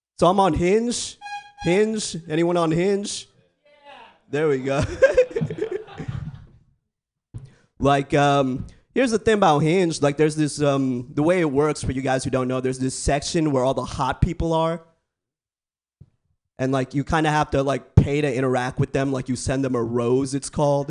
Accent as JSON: {"language": "English", "area": "San Francisco Bay Area", "region": "California", "country": "United States", "tie": "born or raised there", "said": "I grew up in the Bay, born and raised"}